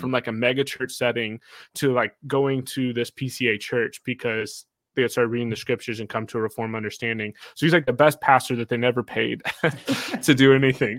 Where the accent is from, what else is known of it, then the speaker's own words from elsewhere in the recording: Kansas, United States; Elijah and I grew up together in Kansas.